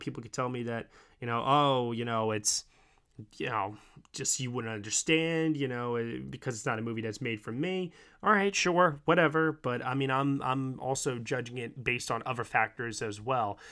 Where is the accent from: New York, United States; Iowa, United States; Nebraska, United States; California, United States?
New York, United States; I'm from New York